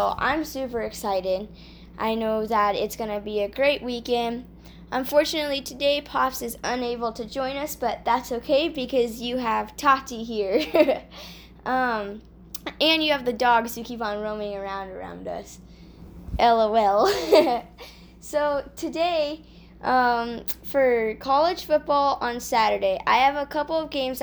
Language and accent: English; San Diego, California, United States; I grew up in San Diego